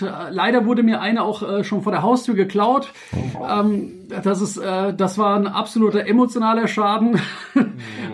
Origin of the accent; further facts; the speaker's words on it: Frankfurt, Hesse, Germany; ich bin ja in Frankfurt und geboren und aufgewachsen